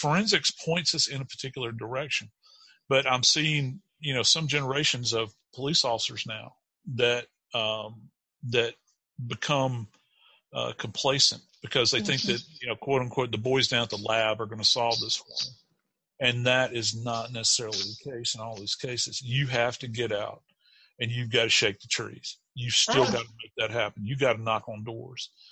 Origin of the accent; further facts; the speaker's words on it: North Louisiana, United States; moved away; I was born in North Louisiana